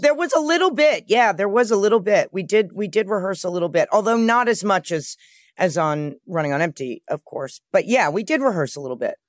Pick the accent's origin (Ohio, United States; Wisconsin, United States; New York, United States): New York, United States; New York City; I grew up with my mother in New York